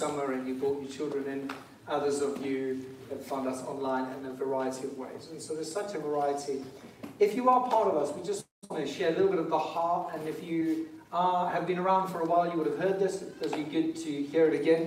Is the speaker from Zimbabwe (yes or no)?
yes; Zimbabwe; now in England, United Kingdom; I didn't put my Zimbabwean flag up today. It's because I'm actually English now